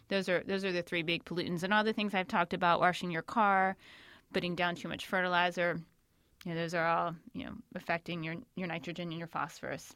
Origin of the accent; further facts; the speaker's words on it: Shenandoah Valley, Northern Virginia, United States; moved away as an adult; also born or lived in Northern California; I'm actually out near the Shenandoah Valley is where I grew up and where I live now